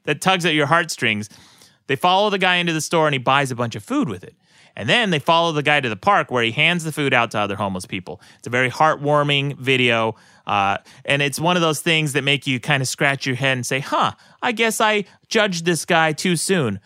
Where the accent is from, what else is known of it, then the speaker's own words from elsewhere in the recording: Utah, United States; moved away; also born or lived in Los Angeles; people I grew up with in Utah